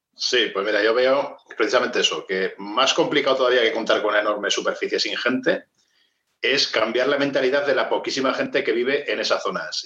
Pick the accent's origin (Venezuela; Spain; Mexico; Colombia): Spain; Maestrazgo; conozco mi pueblo, Maestrazgo